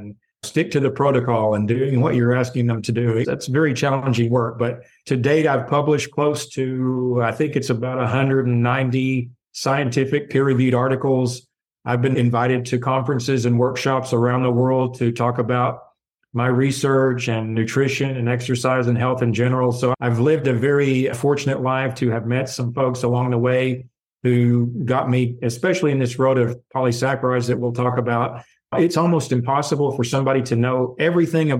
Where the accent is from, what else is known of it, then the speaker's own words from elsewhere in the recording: the South, United States; growing up as a Southerner